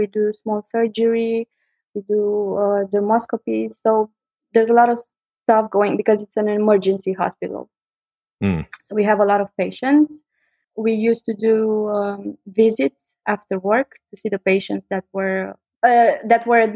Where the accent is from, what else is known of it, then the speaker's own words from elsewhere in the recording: Bucharest, Romania; I was born and raised in Bucharest, Romania